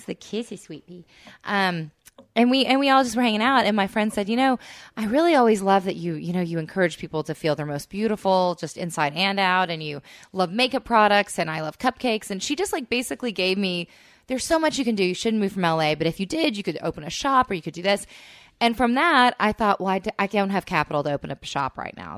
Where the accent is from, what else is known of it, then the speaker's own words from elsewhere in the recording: Texas, United States; now in Los Angeles, United States; I'm from Texas